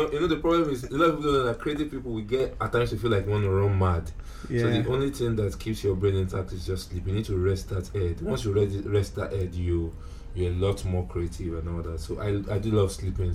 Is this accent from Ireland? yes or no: no; Lagos, Nigeria; I'm a Nigerian, and I was born in Lagos, and I prefer to be called a Lagosian